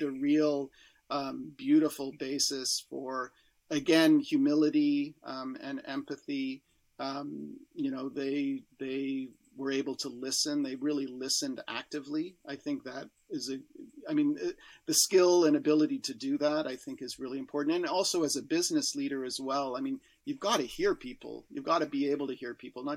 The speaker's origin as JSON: {"language": "English", "country": "Canada", "said": "as a Canadian"}